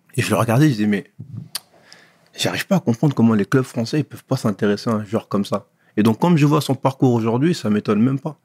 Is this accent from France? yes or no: yes; Pierrefitte-sur-Seine, Île-de-France, France; also born or lived in Sarcelles; je suis né à Sarcelles, mais euh, j'ai grandi à Pierrefitte